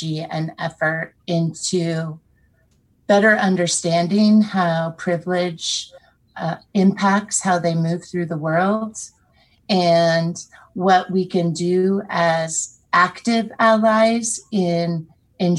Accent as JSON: {"language": "English", "town": "Wolf Point", "region": "Montana", "country": "United States", "tie": "born or raised there", "said": "I am a non-Indigenous, sixth-generation Montanan. I was born in Wolf Point on the Fort Peck Reservation"}